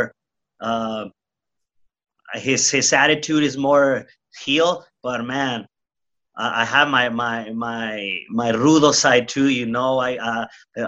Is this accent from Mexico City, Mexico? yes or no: no; Tijuana, Baja California, Mexico; I grew up in Tijuana, Mexico